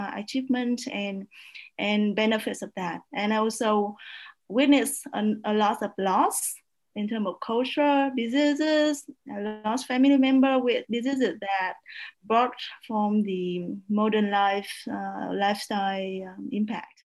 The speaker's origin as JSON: {"language": "English", "country": "Vietnam", "tie": "born or raised there", "moved": "as an adult", "lives_now": "Kansas, United States", "said": "I was born in a small town that, uh, that is uh, 60 kilometers south of Hanoi"}